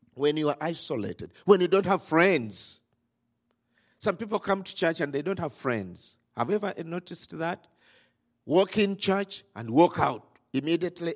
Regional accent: Rakai, Central Region, Uganda; we come from Rakai

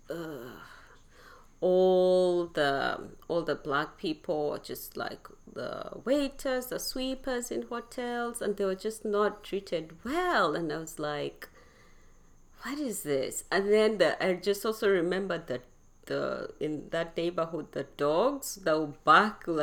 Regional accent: Uganda; also born or lived in Kenya; I grew up in Uganda, Kenya, there

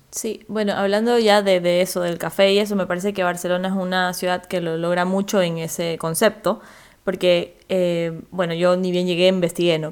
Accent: Ecuador; vengo de Ecuador

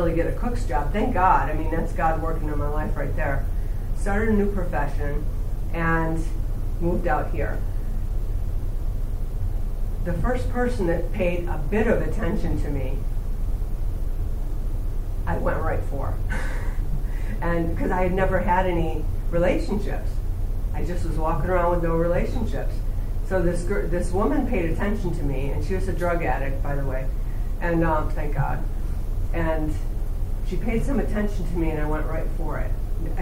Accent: small town between Buffalo and Rochester, New York, United States; now in San Fernando Valley, United States; I grew up back east in a small town right between Buffalo and Rochester, New York

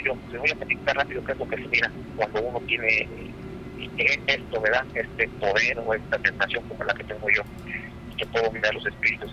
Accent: Mexico; moved away; yo soy de México

